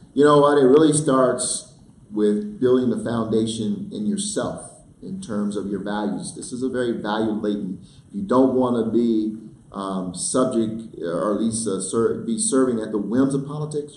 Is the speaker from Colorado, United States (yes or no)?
yes; Denver, Colorado, United States; growing up in Denver, going and being bussed out of my neighborhood Steck Elementary School